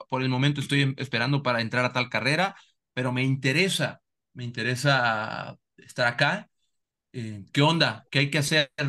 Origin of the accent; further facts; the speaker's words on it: Salamanca, Guanajuato, Mexico; Sí, mira, y soy de Salamanca.